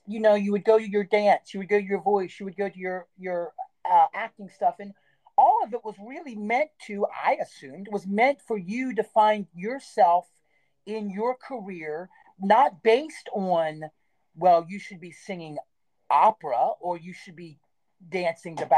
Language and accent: English; Stephens City, Virginia, United States; moved away as an adult; where I was raised in Steven City